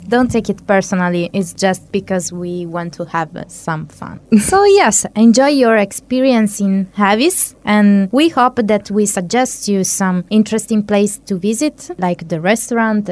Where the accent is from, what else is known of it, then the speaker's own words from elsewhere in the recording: Turin, Piedmont, Italy; now in Hungary; I come from Turin